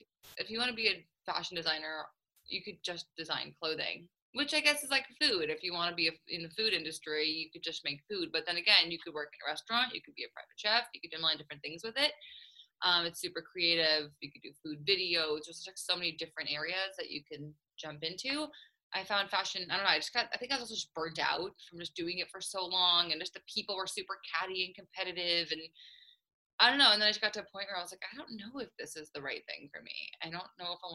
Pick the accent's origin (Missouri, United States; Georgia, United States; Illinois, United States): Missouri, United States; St. Louis; also born or lived in Israel; I grew up in St. Louis.